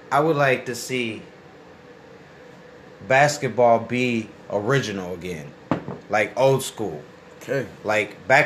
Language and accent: English; Grand Rapids, Michigan, United States; I'm from the streets. I'm from Gumroo. If you don't know what Gumroo is, that's Grand Rapids.